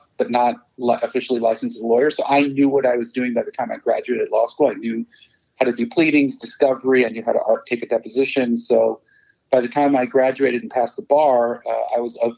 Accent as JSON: {"language": "English", "town": "Los Angeles", "region": "California", "country": "United States", "tie": "born or raised there", "also_born_or_lived": "Chicago, Illinois, United States", "said": "originally I was born in Chicago to two Persian or Iranian immigrant parents. Came to LA when I was 10"}